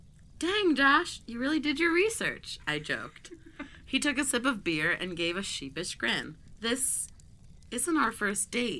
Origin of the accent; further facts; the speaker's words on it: Seattle, Washington, United States; He knew I was originally from Seattle.